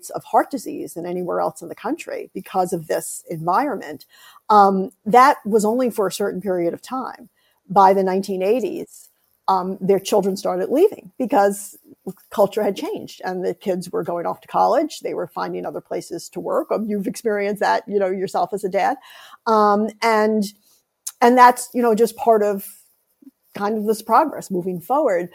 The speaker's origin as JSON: {"language": "English", "country": "United States", "tie": "born or raised there", "said": "I'm American educated. I'm American grown"}